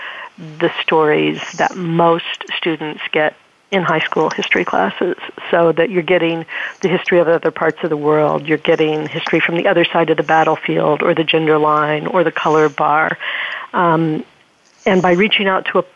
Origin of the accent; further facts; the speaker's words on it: Springfield, Missouri, United States; I grew up in Springfield, Missouri, outside of the Wilson's Creek battlefield